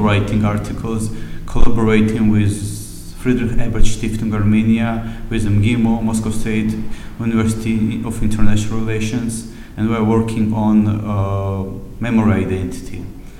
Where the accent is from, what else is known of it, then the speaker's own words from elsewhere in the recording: Tbilisi, Georgia; English is a second language; also born or lived in Tskhinvali / Vladikavkaz; I was born in Tbilisi in 1988. My mom was from Tskhinvali region, and I grew up partially in Tskhinvali.